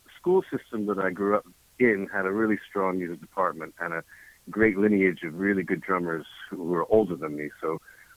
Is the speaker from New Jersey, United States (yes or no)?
yes; Trenton, New Jersey, United States; I grew up in the Trenton area, Princeton and Trenton.